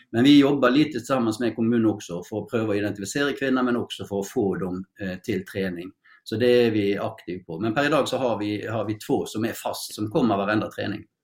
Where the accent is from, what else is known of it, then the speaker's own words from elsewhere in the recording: Norway; Swedish is a second language; now in Sweden; jag är ju norsk